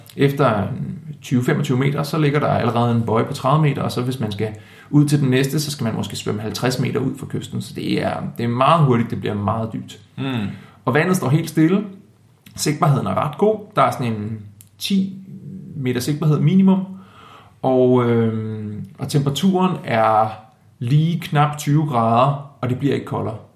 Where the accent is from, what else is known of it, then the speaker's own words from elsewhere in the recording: Denmark; som dansker